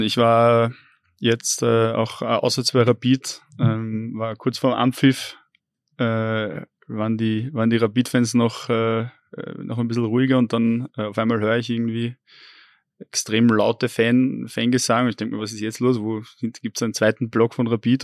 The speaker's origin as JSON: {"language": "German", "region": "Vienna", "country": "Austria", "tie": "born or raised there", "also_born_or_lived": "Upper Austria", "moved": "as an adult", "said": "als äh, gebürtigen Wiener"}